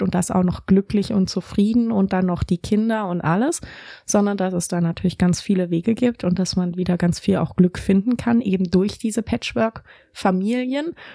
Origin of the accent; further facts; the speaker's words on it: Berlin, Germany; moved away as an adult; also born or lived in Tübingen; ich bin tatsächlich in Berlin geboren, in Grunewald habe ich gewohnt, dann in Zehlendorf, Charlottenburg, Schöneberg und Kreuzberg. Also schon ein richtiges Westberliner Kind